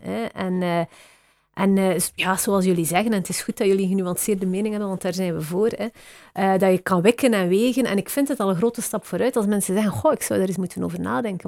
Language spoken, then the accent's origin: Dutch; West Flanders, Belgium; accent: West Flemish; now in Brussels, Belgium; mijn accent is denk ik West-Vlaams